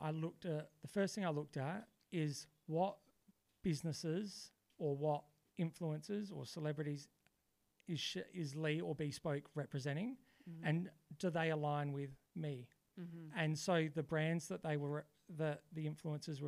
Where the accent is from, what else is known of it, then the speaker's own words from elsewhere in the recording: Adelaide, South Australia, Australia; also born or lived in Melbourne; I'm born in Adelaide and I grew up in Adelaide.